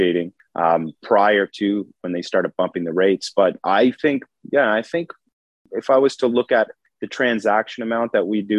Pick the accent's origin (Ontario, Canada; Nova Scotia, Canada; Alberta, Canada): Nova Scotia, Canada; Cape Breton; moved away as an adult; also born or lived in Halifax, Canada; now in Ottawa, Canada; I'm formerly from Nova Scotia, Cape Breton. I came to Ottawa about 14 years ago.